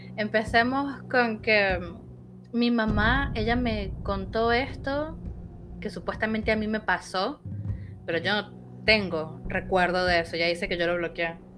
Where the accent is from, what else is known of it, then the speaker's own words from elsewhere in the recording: Caracas, Capital District, Venezuela; moved away as an adult; now in Buenos Aires, Argentina; no sé si lo habrán notado por mi acento, yo soy de Venezuela, pero hace siete años vivo acá en Buenos Aires, en Argentina